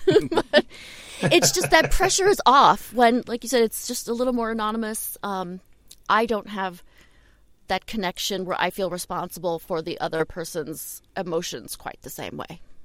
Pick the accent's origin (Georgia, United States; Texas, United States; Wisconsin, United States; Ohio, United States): Ohio, United States; Shaker Heights; in Cleveland, I was I grew up in Shaker Heights